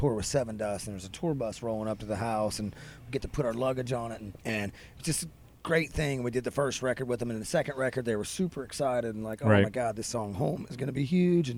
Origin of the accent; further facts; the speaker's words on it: West Virginia, United States; We're from West Virginia